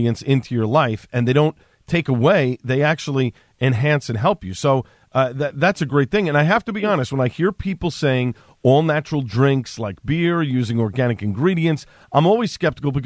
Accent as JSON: {"language": "English", "town": "New York City", "region": "New York", "country": "United States", "tie": "born or raised there", "accent": "Staten Island", "moved": "as an adult", "lives_now": "New Jersey, United States", "said": "I grew up on Staten Island. It was a great place to grow up."}